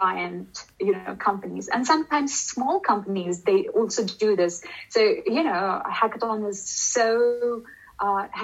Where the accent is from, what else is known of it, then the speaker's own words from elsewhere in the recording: India; moved away; I come from India, and you know, asking things straight away is kind of not in our culture